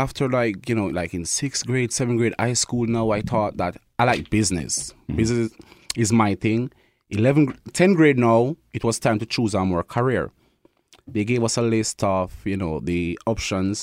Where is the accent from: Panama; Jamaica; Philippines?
Jamaica; Kingston; moved away as an adult; also born or lived in Thompson, Canada; now in Winnipeg, Canada; So I'm from Kingston, Jamaica. That's where I was born.